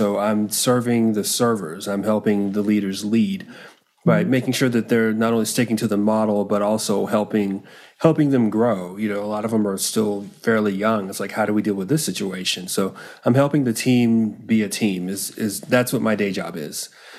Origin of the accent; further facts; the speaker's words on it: North Carolina, United States; North Carolina is actually my home state. I was a military brat. And so, you move around to a lot of places. My dad was in the Air Force. And the last stop he had was the middle of North Carolina.